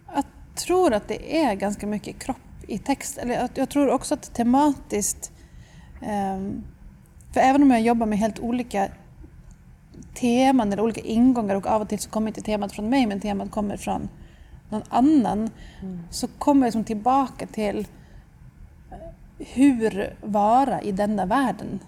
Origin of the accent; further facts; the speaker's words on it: Stockholm, Stockholm County, Sweden; moved away as an adult; also born or lived in London; now in Tromsø, Norway; Jag kommer från Stockholm men jag har bott i Tromsö sedan 2008